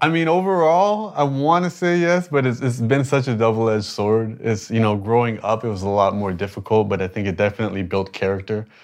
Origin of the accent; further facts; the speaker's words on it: Toronto, Ontario, Canada; I was born in Canada, but I'm the minority in Toronto